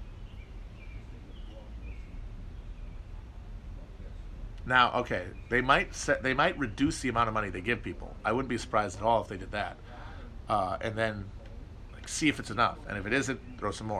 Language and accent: English; Wisconsin, United States; moved away; Northern Wisconsin, my home state, is very pretty